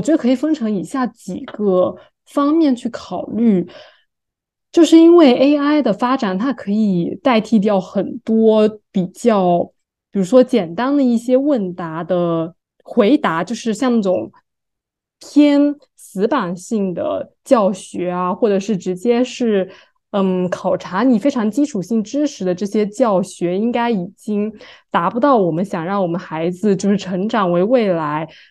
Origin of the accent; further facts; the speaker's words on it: Fujian, China; now in New York, United States; 我们福建